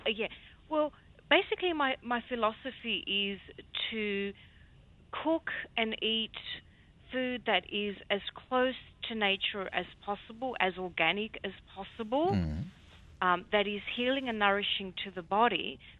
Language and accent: English; Psara, North Aegean, Greece; a very, very young girl growing up on the Greek island of Psara with my grandmother